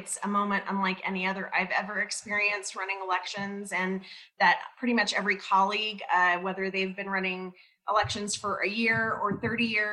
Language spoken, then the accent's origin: English; Albuquerque, New Mexico, United States; I moved to New Mexico, to Albuquerque, when I was about 3 years old and grew up there, went to public school, APS public schools, graduated from Highland High School